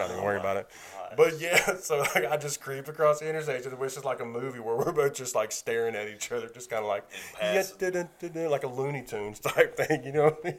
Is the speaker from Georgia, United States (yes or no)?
yes; Macon, Georgia, United States; I grew up in Macon.